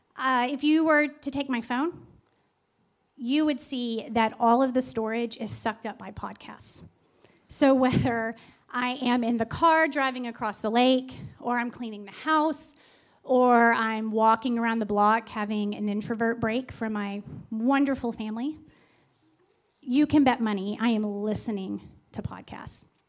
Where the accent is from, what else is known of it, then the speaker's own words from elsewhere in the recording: Texas, United States; my family, and we're from Texas